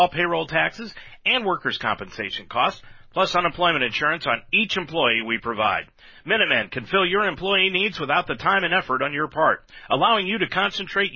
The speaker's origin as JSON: {"language": "English", "region": "Northwest Ohio", "country": "United States", "tie": "born or raised there", "said": "I grew up in Northwest Ohio"}